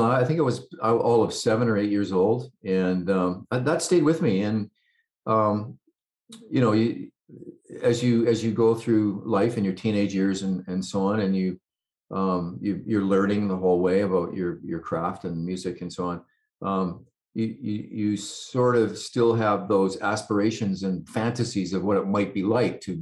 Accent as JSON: {"language": "English", "region": "West Coast", "country": "Canada", "said": "So, yeah, so I'm a, I'm a Canadian, uh, West Coast dude, and uh, I love living here."}